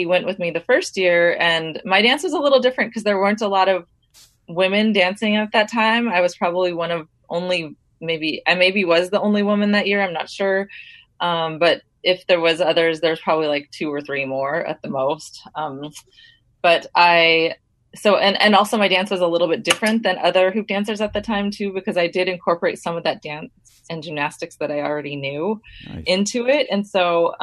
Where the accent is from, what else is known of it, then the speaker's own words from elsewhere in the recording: Mesa, Arizona, United States; also born or lived in Tuba City, Arizona / Phoenix, Arizona; I was born in Tuba City, and I grew up in Mesa, Arizona.